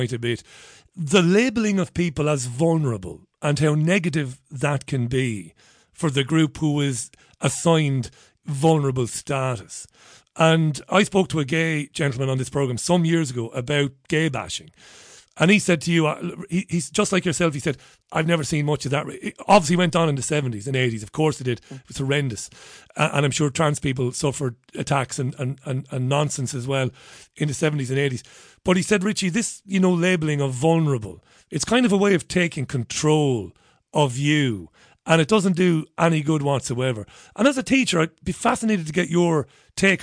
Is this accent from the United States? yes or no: no; Ireland; also born or lived in Manchester; now in United Kingdom; I'm a 47-year-old Irish guy, and where I grew up in Ireland